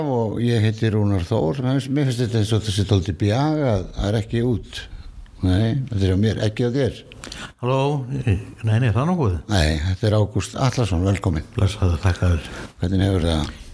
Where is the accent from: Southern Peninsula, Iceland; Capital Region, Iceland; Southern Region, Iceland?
Capital Region, Iceland; Reykjavík; now in Hafnarfjörður, Iceland; ég óst upp í Reykjavík og... Já. En svo flutti ég aftur í Hafnafyrði.